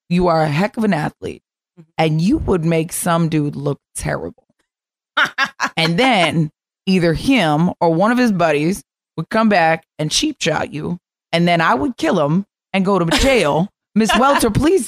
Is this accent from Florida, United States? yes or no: yes; Florida, United States; moved away as an adult; I'm from Florida